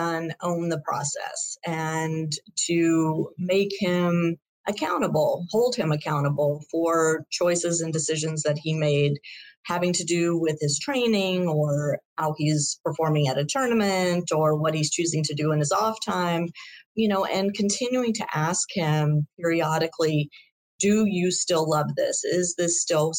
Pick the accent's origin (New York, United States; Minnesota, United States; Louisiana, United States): Louisiana, United States; Shreveport; we grew up together in Shreveport, Louisiana, and we're on a high school team together